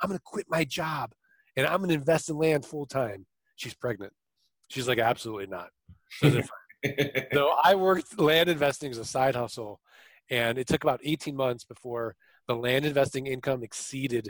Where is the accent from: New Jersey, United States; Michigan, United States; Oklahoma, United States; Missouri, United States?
Missouri, United States; St. Louis; now in Arizona, United States; I'm from St. Louis. I'm from the show me state